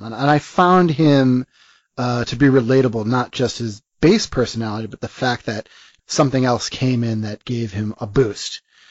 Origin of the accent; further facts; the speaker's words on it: New York City, New York, United States; I'm from New York.